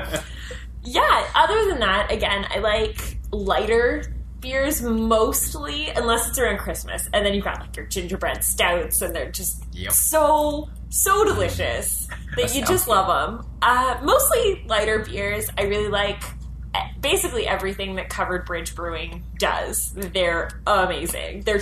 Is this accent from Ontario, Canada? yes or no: yes; Ottawa, Ontario, Canada; born or raised there